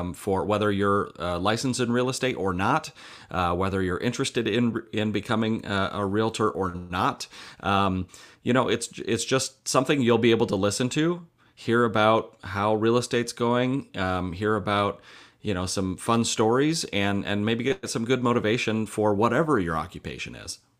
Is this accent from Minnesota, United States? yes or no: yes; Mankato, Minnesota, United States; I grew up in Mankato, Minnesota